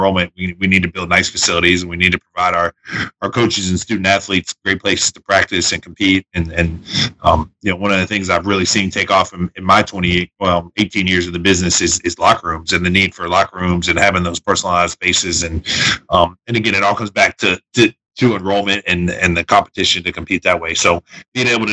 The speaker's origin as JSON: {"language": "English", "town": "Radford", "region": "Virginia", "country": "United States", "tie": "born or raised there", "said": "I grew up in Radford, Virginia. So I grew up down the street from Virginia Tech."}